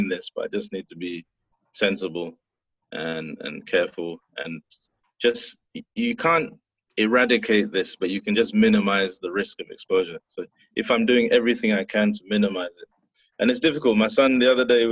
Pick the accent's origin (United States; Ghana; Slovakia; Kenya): Ghana; being Ghanaian